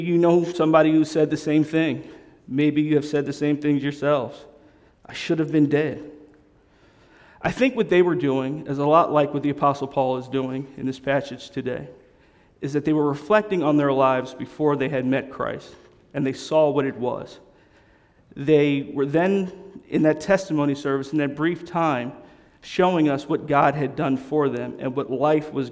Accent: Darby, Pennsylvania, United States; I was growing up in Mount Zion, AME. AME stands for African Methodist Episcopal Church in Darby, Pennsylvania

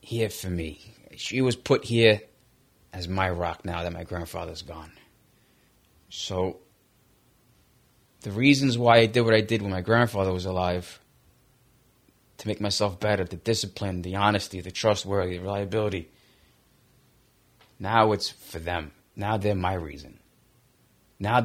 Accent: New York City, New York, United States; I was raised in Brooklyn on 59th Street

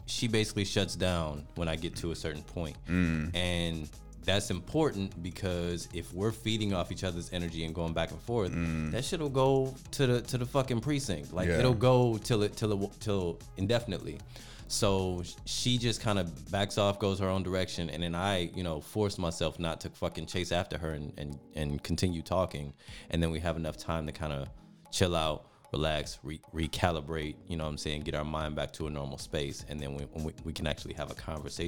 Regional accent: Detroit, Michigan, United States; growing up in Detroit

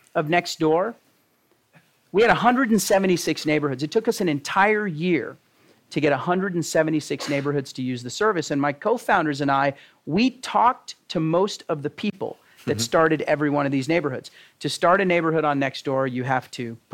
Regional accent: Texas, United States; born or raised there; moved away

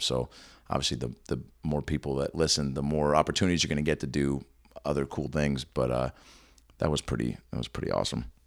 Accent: Seattle, Washington, United States; I'm actually, I'm from Seattle.

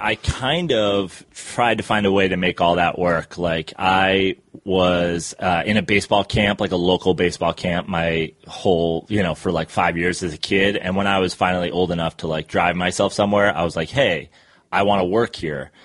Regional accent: Katonah, New York, United States; also born or lived in Greenwich, Connecticut; I was born in New York City and then uh, grew up in Westchester

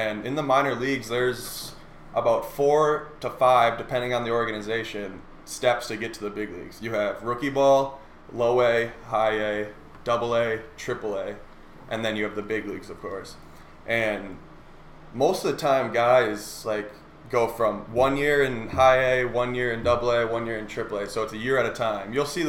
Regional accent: Prior Lake, Minnesota, United States; I grew up in Prior Lake, born and raised

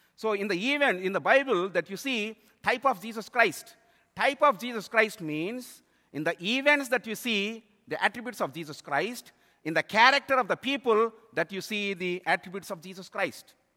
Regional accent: India; moved away; I am from India

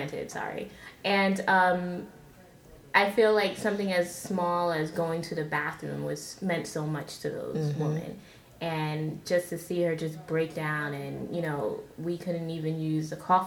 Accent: New York City, New York, United States; I'm from Brooklyn

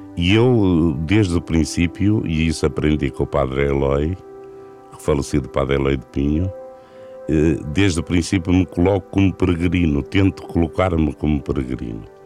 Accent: Vila do Conte, Norte, Portugal; also born or lived in Porto; minha terra natal é junto ao mar, é Vila do Conte. Foi aí que eu nasci

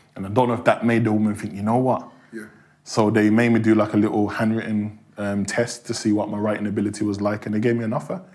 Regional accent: Birmingham, West Midlands, United Kingdom; accent: Birmingham; growing up in Hockley, which is right next door to Handsworth

